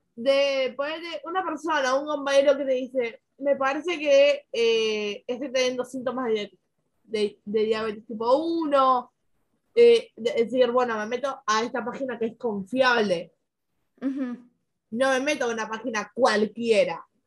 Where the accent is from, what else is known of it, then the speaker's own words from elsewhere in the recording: Argentina; acá en mi país